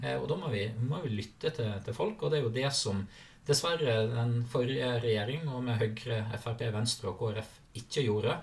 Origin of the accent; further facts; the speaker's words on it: Sogn og Fjordane, Vestland, Norway; moved away as an adult; also born or lived in Naustdal; now in Akershus, Norway; der jeg eh, opprinnelig kommer fra, som er uh, Sogn og Fjordane. Sunnfjord